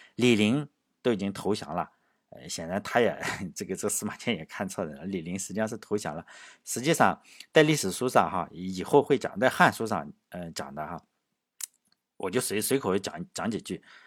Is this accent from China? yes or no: yes; China; 我们中国人